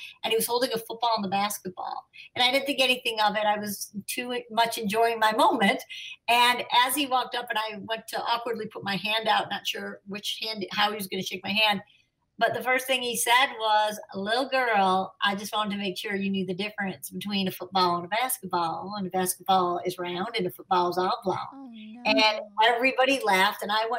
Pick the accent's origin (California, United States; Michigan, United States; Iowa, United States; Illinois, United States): Illinois, United States; Chicago; I'm a Chicagoan, and we have kindred spirits in some way.